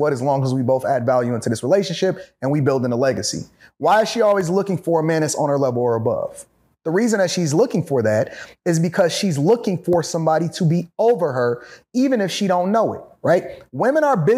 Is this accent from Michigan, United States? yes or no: yes; Detroit, Michigan, United States; I'm from Detroit.